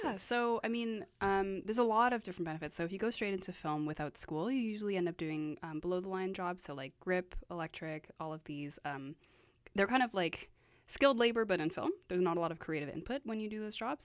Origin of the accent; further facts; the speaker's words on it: Vancouver, British Columbia, Canada; I am from Vancouver